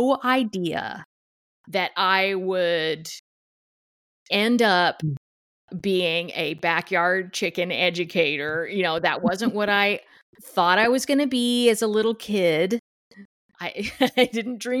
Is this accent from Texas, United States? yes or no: yes; Duncanville, Texas, United States; moved away as an adult; also born or lived in Los Angeles, California; now in Bellingham, United States; I'm originally from Dallas, Duncanville, Texas, which is around Dallas area